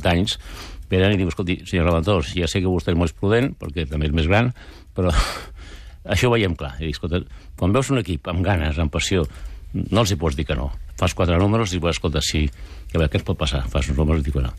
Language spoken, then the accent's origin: Catalan; Penedès, Catalonia, Spain; Nosaltres som del Penedès, per tant, es movem per allà